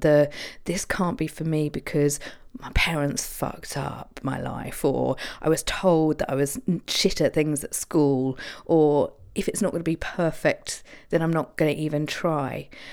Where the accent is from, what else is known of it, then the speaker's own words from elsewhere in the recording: Isle of Wight, South East England, United Kingdom; on the Isle of Wight, my hometown